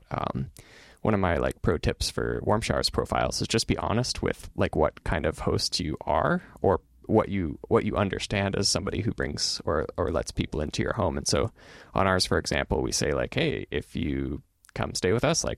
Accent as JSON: {"language": "English", "town": "Chicago", "region": "Illinois", "country": "United States", "said": "we're from Chicago"}